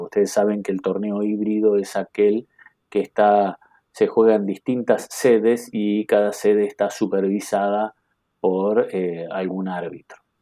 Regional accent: Carmelo, Colonia, Uruguay; now in Montevideo, Uruguay; yo soy nacido en Carmelo

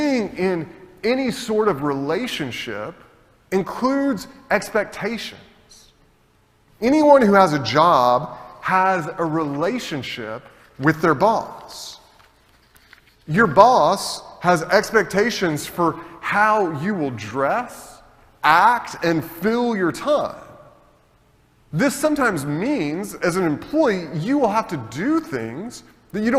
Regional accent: United States; as an American citizen

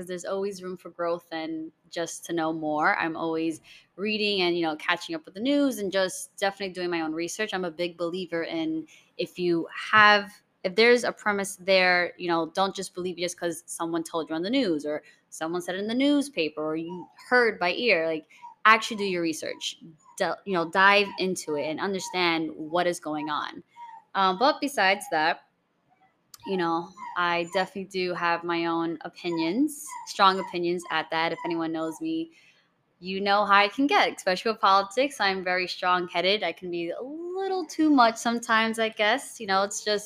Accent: New York City, New York, United States; I was born and raised in the Bronx

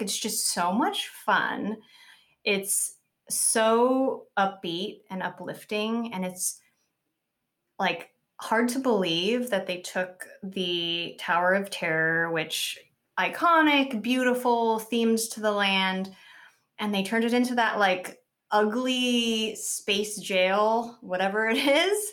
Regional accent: Southern California, United States; I grew up in Southern California, um, maybe thirty-five minutes on a good traffic day from Disneyland

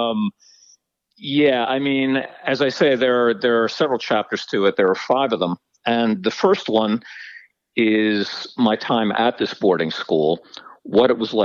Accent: New Jersey, United States; I grew up in New Jersey, and the boarding school itself was in New Jersey, too

